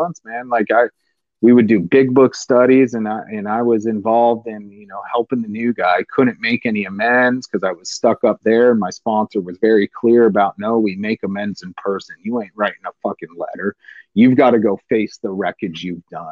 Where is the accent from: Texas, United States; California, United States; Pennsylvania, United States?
California, United States; San Diego; I'm a redneck from East County, San Diego.